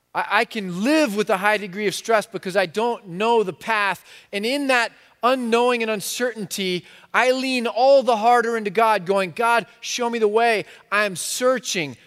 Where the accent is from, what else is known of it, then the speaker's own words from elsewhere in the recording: United States; I'm so American